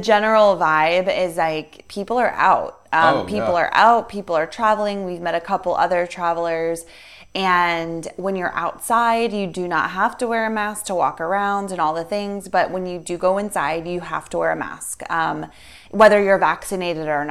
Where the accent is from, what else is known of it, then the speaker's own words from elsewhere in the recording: United States; us being American